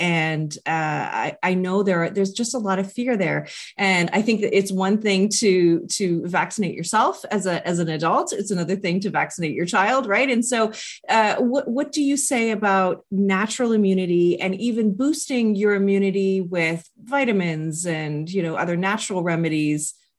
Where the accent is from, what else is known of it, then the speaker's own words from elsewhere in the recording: Canada; as you know, I'm Canadian